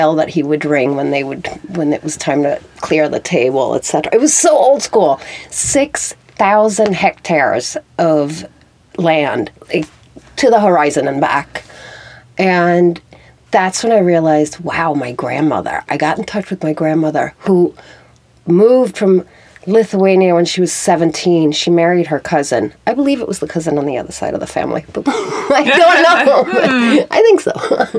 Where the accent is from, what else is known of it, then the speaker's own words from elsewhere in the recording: Sweden; born there; When people ask me where I come from, I say I'm Swedish, but it's a birth defect because I was born in Sweden, by a Swedish father who spent all his life abroad